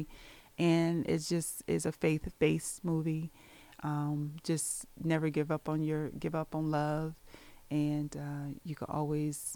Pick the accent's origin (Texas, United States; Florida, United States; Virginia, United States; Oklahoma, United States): Virginia, United States; now in Prince George's County, United States; I'm originally from Virginia, but I reside here in Prince George's County